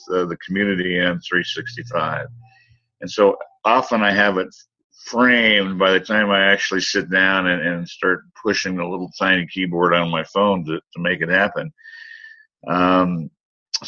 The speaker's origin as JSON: {"language": "English", "country": "United States", "said": "my home country, the United States"}